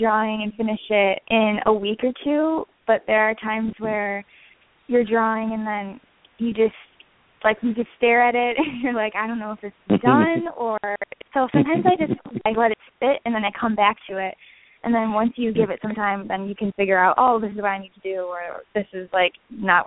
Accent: Westland, Michigan, United States; also born or lived in Detroit, Michigan; I'm from Detroit. I'm from Westland, Michigan. I went to Ladywood High School

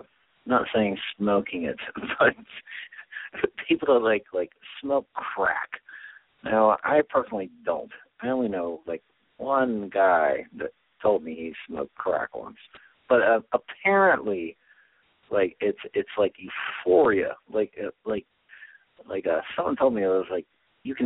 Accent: close to Detroit, Michigan, United States; also born or lived in Columbus, Ohio / Hilliard, Ohio; now in Galloway, United States; I'm from Michigan, you know, close to Detroit

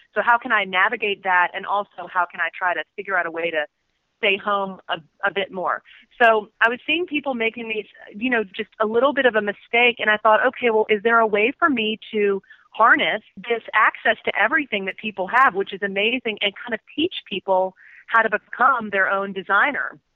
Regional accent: Richmond, Virginia, United States; moved away as an adult; I'm from Richmond.

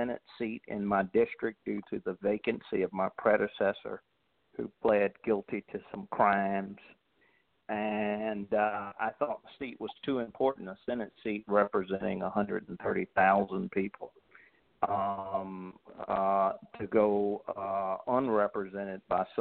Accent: Columbia, South Carolina, United States; also born or lived in Atlanta, Georgia; I'm from Columbia, South Carolina, which is the capital of South Carolina.

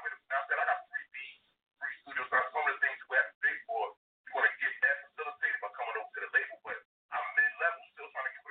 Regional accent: Philadelphia, Pennsylvania, United States; also born or lived in Atlanta; I'm from Philly. I'm born and raised uptown. Did my dirt down west.

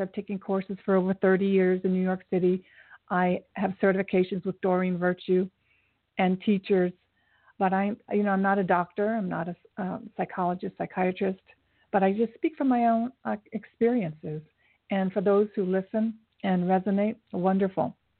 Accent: Japan; I was born in Japan, and my mother met my father after the war, an Air Force um, soldier

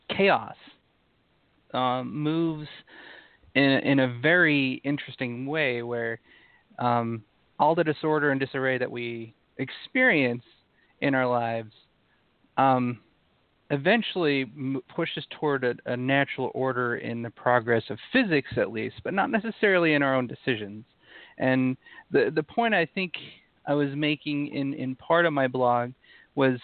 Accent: Utah, United States; I grew up in Utah, so um, being an atheist growing up in Utah

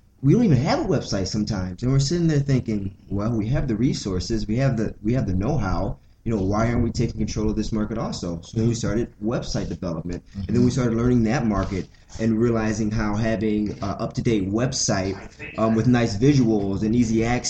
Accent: Rufford, outside Detroit, Michigan, United States; moved away as an adult; now in Grand Rapids, United States; I'm from the Mitten, but I'm from the east side of Michigan. So I'm from Rufford, which is a little township outside of Detroit

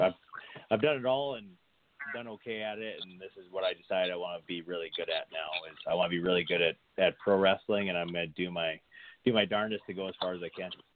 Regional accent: Saskatoon, Saskatchewan, Canada; moved away as an adult; now in Edmonton, Canada; I live in Edmonton right now. Um, I moved here probably about ten years ago, but born and raised in Saskatoon, Saskatchewan

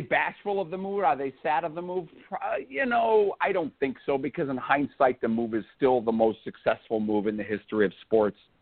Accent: outside Chicago, Illinois, United States; growing up outside Chicago

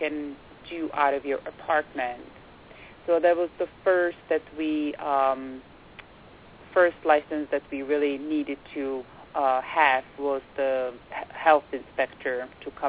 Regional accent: Czechia; now in Berkshires, Massachusetts, United States; Originally, I am from the Czech Republic, and I came here about 15 years ago, and I've moved to the Berkshires in Western

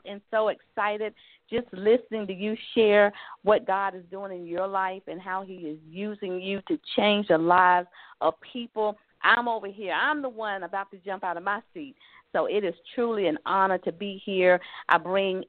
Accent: South Carolina, United States; I'm a Southern girl, too. So let me say, when you hear me say y'all, I'm from the South. I'm from South Carolina

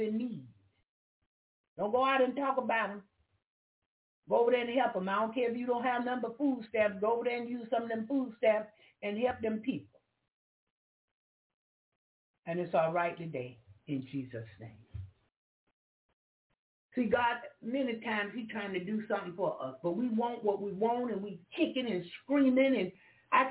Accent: Jacksonville, Florida, United States; I'm from Jacksonville, Florida.

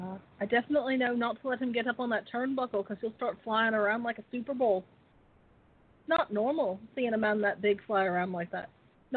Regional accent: Dublin, Leinster, Ireland; I mean, at the same time, it's not like I'm from the middle of nowhere. I'm from Dublin. It's a pretty big city.

